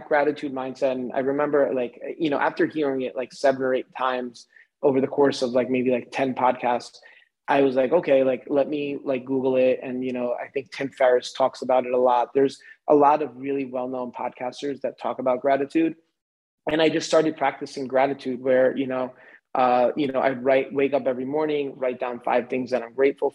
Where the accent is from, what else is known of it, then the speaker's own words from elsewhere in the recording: a suburb outside of New York City, United States; moved away; also born or lived in Manhattan, New York; I grew up in a suburb outside of New York City